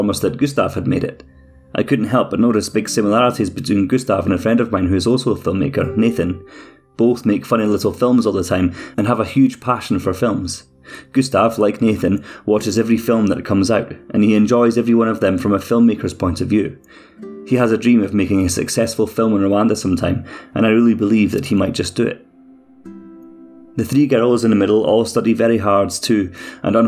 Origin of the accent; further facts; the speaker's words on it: Scotland, United Kingdom; accent: Scottish; my Scottish accent